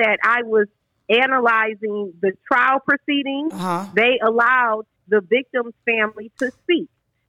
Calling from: Atlanta, Georgia, United States; I'm calling from Atlanta.

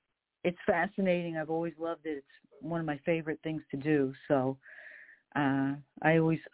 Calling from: New York, United States; I'm calling you from New York. I'm on the Queens border, about 20 minutes outside of Midtown Manhattan.

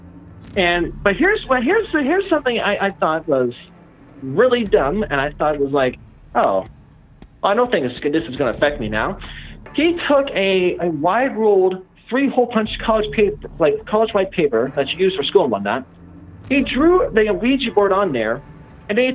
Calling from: Illinois, United States; I'm calling from Illinois

